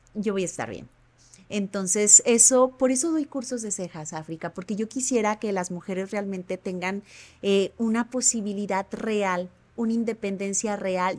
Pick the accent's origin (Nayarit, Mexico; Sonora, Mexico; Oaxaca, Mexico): Nayarit, Mexico; Ahuacatlán; also born or lived in Tepic; nací aquí en Tepic y viví en Santa Isabel, municipio de Aguacatlán